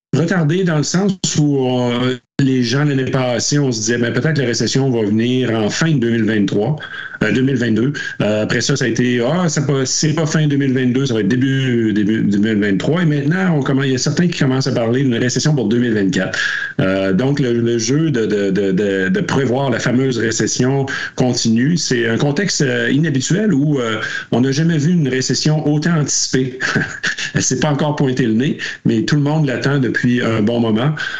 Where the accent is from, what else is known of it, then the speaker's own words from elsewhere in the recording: Quebec, Canada; on le voyait près de chez nous au Québec avant la pandémie